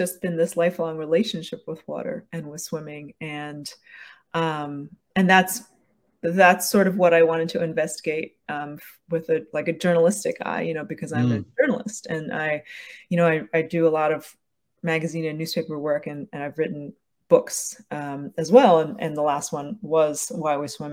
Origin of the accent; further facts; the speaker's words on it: New York, United States; I grew up in New York and we went to Jones Beach